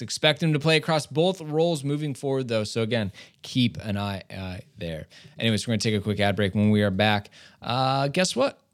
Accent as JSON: {"language": "English", "country": "United States", "said": "we're American fans"}